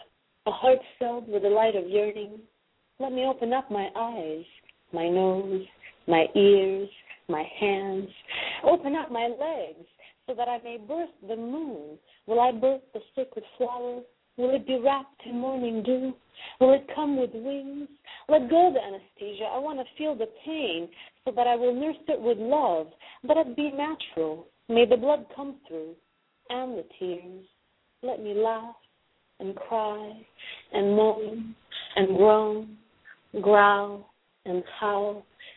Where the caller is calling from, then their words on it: Los Angeles, California, United States; Los Angeles.